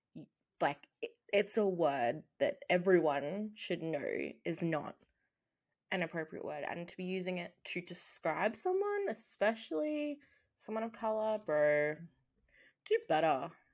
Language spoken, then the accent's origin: English; Australia; we are Australian.